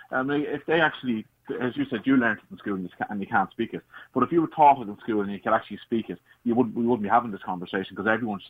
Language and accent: English; Ireland; I can't speak it at all, but I'm Irish.